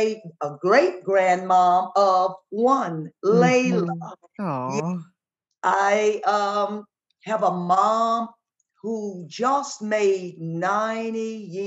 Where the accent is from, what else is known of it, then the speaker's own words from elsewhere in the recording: Ethel, Louisiana, United States; In Ethel, Louisiana, and even when my dad worked on the Illinois Central Railroad